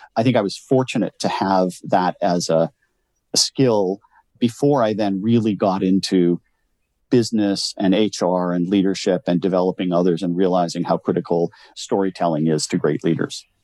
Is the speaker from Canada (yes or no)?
yes; Canada; I born and raised in Canada, grew up in a little farm town, 2,900 people